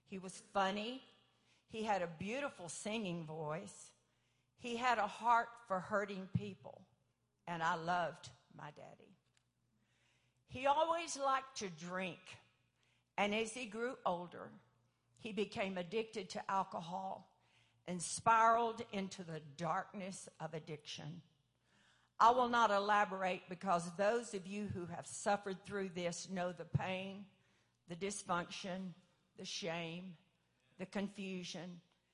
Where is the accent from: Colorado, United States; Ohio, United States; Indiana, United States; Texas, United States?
Texas, United States; Paris; I grew up 15 miles outside of Paris, Texas, at the end of a little gravel road